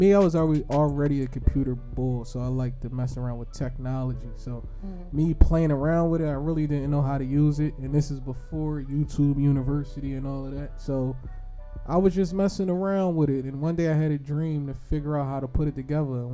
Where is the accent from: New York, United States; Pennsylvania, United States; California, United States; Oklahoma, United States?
Pennsylvania, United States; Philadelphia; I'm from Philly